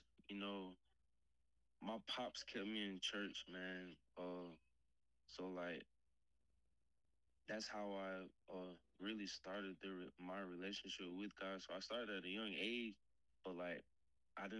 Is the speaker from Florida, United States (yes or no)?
no; Marietta, Georgia, United States; now in Michigan, United States; I'm from Georgia, Marietta, Georgia.